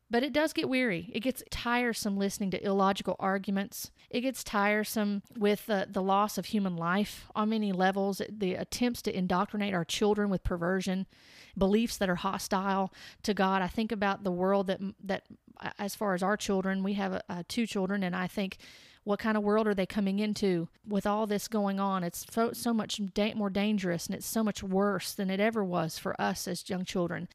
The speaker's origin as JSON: {"language": "English", "country": "United States", "said": "I am an American"}